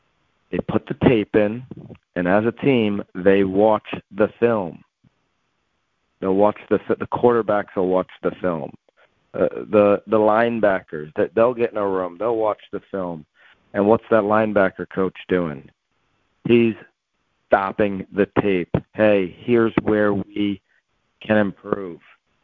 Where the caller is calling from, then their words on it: Connecticut, United States; I'm calling in from Connecticut.